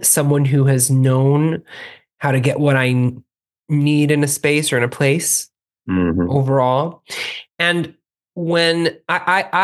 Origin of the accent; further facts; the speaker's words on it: Miami, Florida, United States; We grew up in Miami